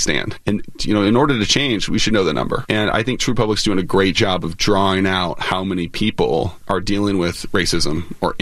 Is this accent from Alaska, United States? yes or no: yes; Alaska, United States; moved away; I grew up in Alaska